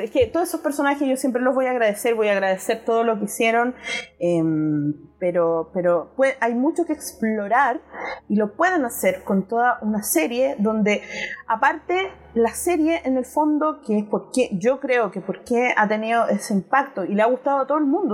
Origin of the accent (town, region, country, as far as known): Chile